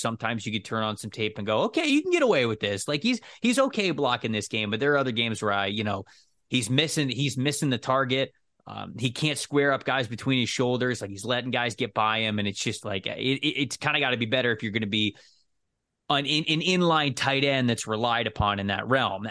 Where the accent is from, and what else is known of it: Florida, United States